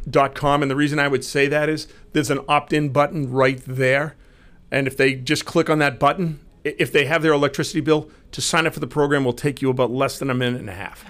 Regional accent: Marlborough, Massachusetts, United States; I grew up in Marlboro

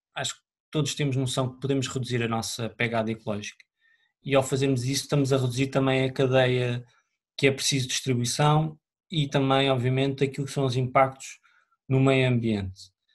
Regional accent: Oliveira do Hospital, Centro, Portugal; moved away; also born or lived in Lisbon; eu venho de Oliveira Hospital, os meus pais são de lá

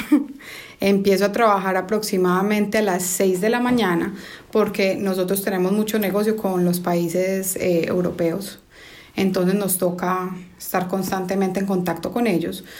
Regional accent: Colombia; now in United States; Crecí en Colombia, no fue una niñez fácil

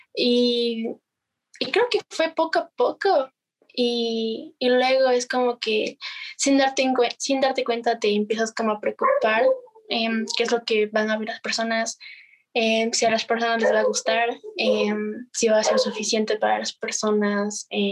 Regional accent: Ibarra, Imbabura, Ecuador; soy de Ecuador, eh, de Ibarra especialmente. y ya, vivo en Ibarra.

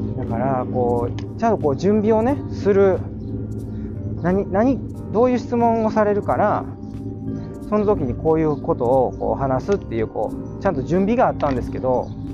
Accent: Kansai, Japan; accent: Kansai-ben; 関西弁丸出しのあのトーク

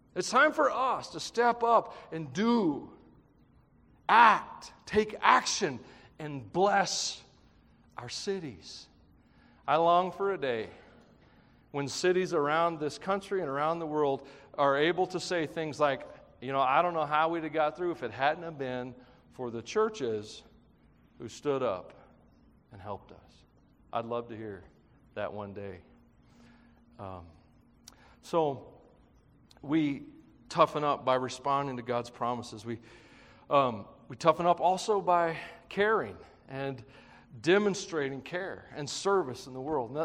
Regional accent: Tennessee, United States; I'm from Tennessee.

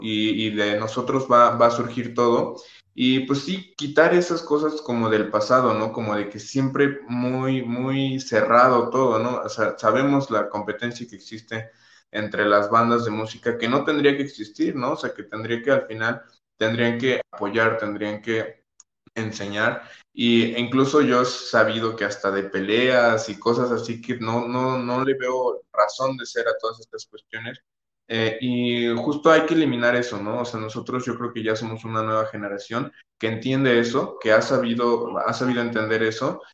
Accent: Mexico; todos somos de la misma comunidad, todos somos mexicanos

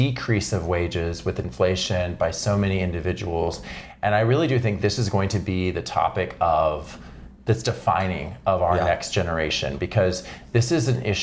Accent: Texas, United States; Texas, you know, this is my home state

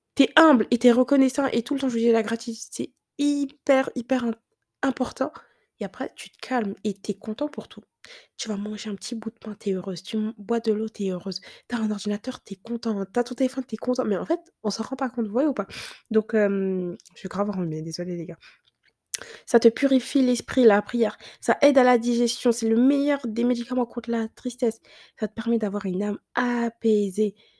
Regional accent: France; on a grandi en France

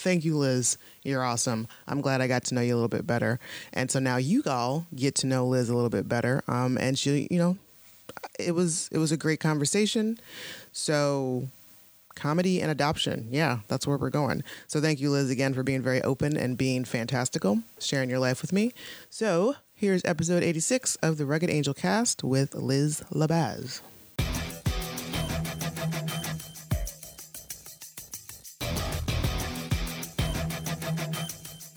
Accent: Ohio, United States; moved away as an adult; now in Pittsburgh, United States

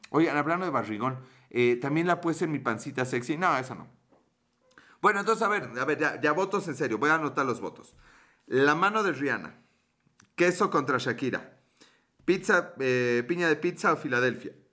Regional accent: Puebla, Mexico; Sí soy de Puebla

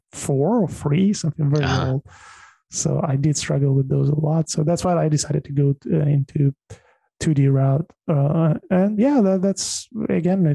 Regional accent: Tajikistan; moved away; I was born in Tajikistan, which is ex-Soviet Republic.

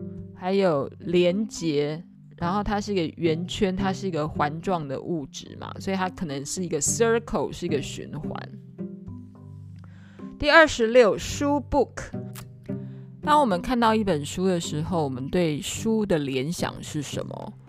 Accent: Taiwan; 这个 garden 的概念有点像是以前我们台湾人讲人民公廨，有没有？

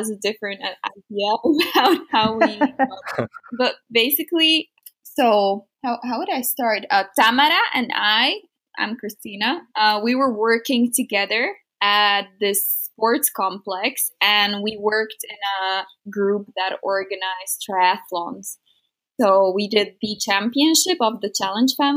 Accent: Slovakia; English is a second language; I'm from Slovakia

